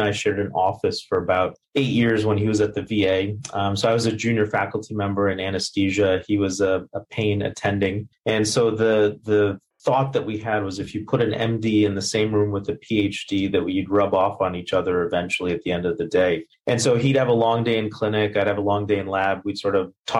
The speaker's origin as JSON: {"language": "English", "country": "India", "tie": "born or raised there", "also_born_or_lived": "Missouri, United States", "moved": "yes", "said": "I was born in India"}